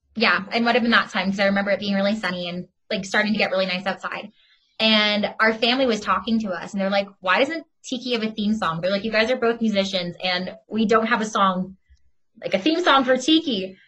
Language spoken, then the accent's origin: English; Oakville, Ontario, Canada; I'm from Oakville, just outside of Toronto